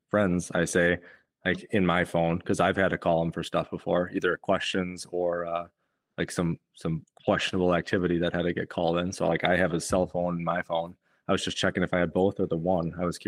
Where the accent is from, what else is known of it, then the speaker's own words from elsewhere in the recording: Waukesha, Wisconsin, United States; now in Iowa, United States; growing up in Waukesha, I never knew the wardens from fishing or hunting, but as soon as I moved over to Iowa